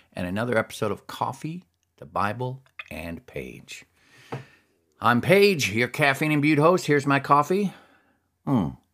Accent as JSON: {"language": "English", "region": "Alaska", "country": "United States", "tie": "born or raised there", "said": "growing up in Alaska"}